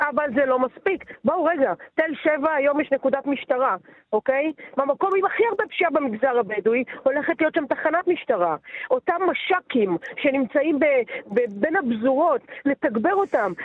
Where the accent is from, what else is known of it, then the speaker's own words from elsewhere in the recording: Netanya, Central District, Israel; גדלתי בנתניה, אוקיי? בשנות ה-80 וה-90